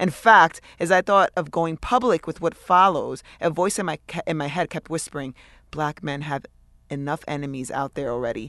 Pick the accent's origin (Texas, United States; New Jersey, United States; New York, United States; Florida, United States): New York, United States; as a New Yorker